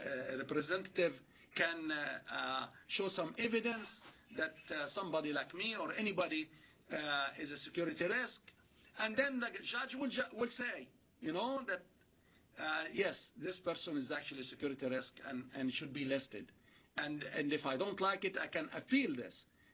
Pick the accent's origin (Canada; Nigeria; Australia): Canada; Now, as a Canadian, as a Muslim, as an academic, as a family man, I don't really mind to have a no-fly list for the security of flying either in Canada or overseas.